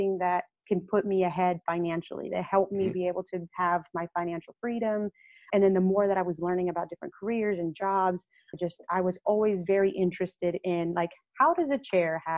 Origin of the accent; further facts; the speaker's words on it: Victoria, Texas, United States; growing up in Victoria was that surrounding of saying, you're just a little brown girl